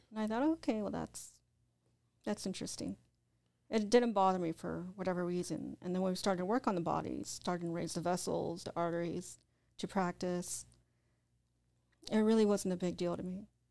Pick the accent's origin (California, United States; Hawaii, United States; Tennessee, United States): California, United States; Orange County; moved away; also born or lived in Whittier, Los Angeles / Riverside / Indio / Arizona; I grew up in Orange County.